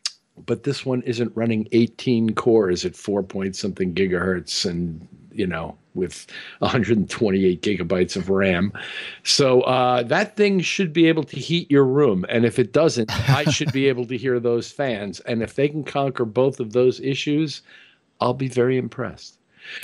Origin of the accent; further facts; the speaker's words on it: Missouri, United States; So I'm from Missouri.